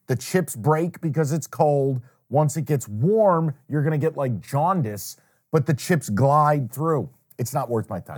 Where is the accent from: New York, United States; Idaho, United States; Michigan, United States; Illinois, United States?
New York, United States; Saratoga Springs; moved away; my hometown